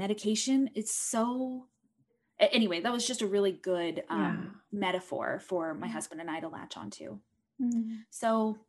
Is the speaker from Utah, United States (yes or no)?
yes; Utah, United States; I was raised in Utah County, Utah, raised very conservative LDS Mormon family.